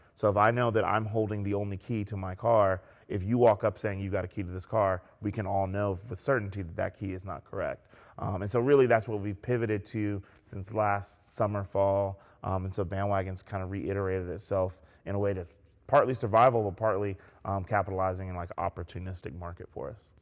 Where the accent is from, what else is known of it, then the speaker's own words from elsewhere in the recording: Columbia, South Carolina, United States; also born or lived in New York City / Clemson, South Carolina; now in Greenville, United States; I was born in New York City. They moved to South Carolina and raised us in Columbia